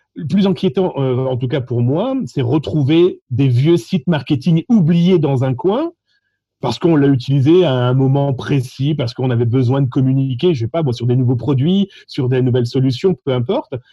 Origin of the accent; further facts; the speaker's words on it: France; accent: French (France); mon accent français